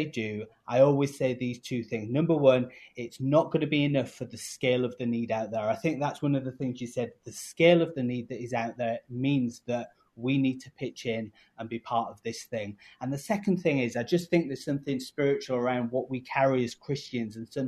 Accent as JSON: {"language": "English", "country": "United Kingdom", "accent": "English", "moved": "yes", "lives_now": "Chicago, United States", "said": "I've come from the UK originally, you can tell by my accent"}